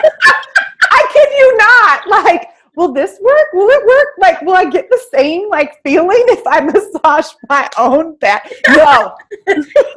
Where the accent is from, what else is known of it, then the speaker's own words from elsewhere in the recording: Tillamook, Oregon, United States; I'm from Tillamook. I'm from a town of 4,000 people